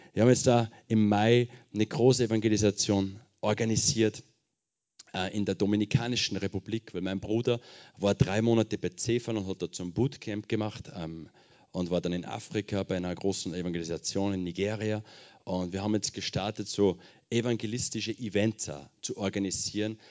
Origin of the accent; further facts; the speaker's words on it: Schweinbach, Upper Austria, Austria; moved away as an adult; now in Marseille, France; Ich komme ursprünglich aus Oberösterreich. Ähm, Kirchen City, falls das wer kennt. Da gibt es noch ein kleineres Dorf nebenbei, das heißt Schweinbach. Von da komme ich, ganz genau.